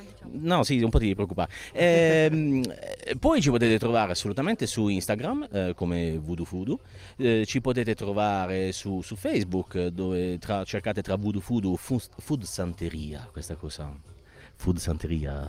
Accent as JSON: {"language": "Italian", "town": "Bari", "region": "Apulia", "country": "Italy", "said": "siamo di Bari"}